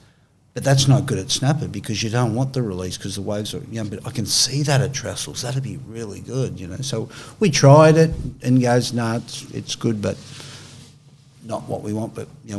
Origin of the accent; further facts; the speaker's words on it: Australia; Yeah, I'm Australian.